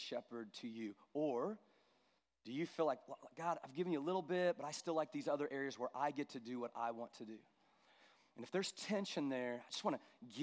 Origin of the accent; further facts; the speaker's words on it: United States; as American Christians